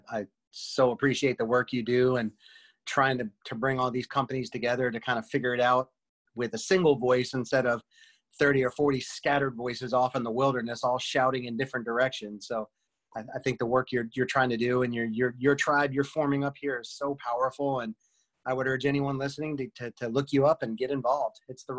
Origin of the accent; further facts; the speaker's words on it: Northeast, United States; moved away as an adult; I came from the Northeast where it's super tense and super aggressive.